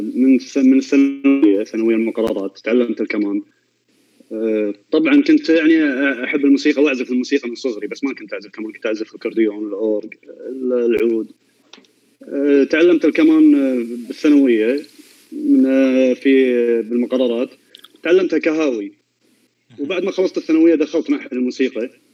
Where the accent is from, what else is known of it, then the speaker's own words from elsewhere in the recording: Kuwait; عندنا بالكويت